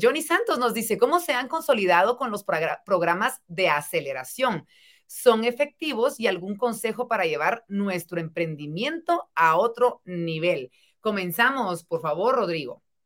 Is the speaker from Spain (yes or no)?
no; Guatemala; como sociedad guatemalteca